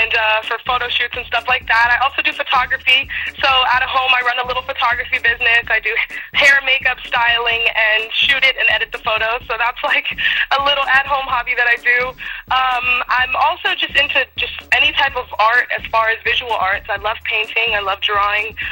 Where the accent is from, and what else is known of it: United States